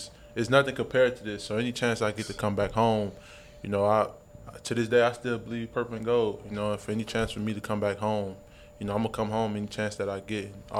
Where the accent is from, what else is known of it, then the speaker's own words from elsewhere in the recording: Baton Rouge, Louisiana, United States; I'm from Baton Rouge. You know, and that's right here in my backyard.